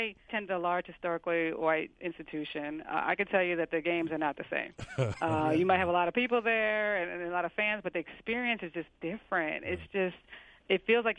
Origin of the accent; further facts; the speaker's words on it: New York City, New York, United States; I grew up in New York, and my mom didn't go to college